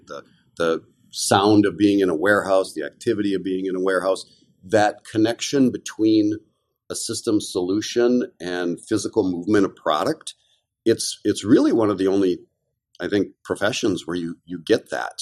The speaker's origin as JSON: {"language": "English", "town": "Kenosha", "region": "Wisconsin", "country": "United States", "tie": "born or raised there", "said": "I grew up in a little town called Kenosha, Wisconsin, which is in the southeast corner"}